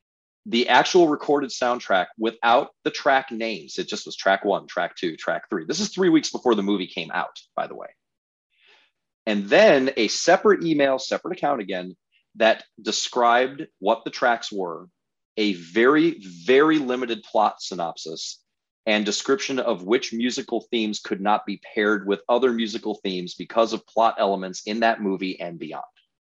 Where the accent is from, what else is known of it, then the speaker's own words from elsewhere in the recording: Midwest, United States; I grew up in Big Ten country.